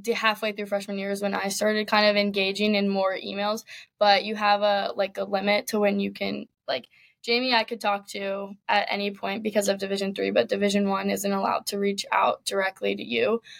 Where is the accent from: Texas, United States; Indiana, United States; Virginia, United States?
Virginia, United States; Richmond; I grew up in Richmond, Virginia